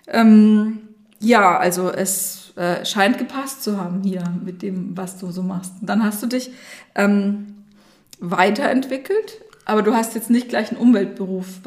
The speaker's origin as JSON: {"language": "German", "town": "Bad Neustadt", "region": "Bavaria", "country": "Germany", "tie": "born or raised there", "said": "ich bin Rhönerin, in Bad Neustadt geboren und aufgewachsen, nach dem Studium und den ersten Berufsjahren sehr gerne wieder in die Rhön zurückgekommen."}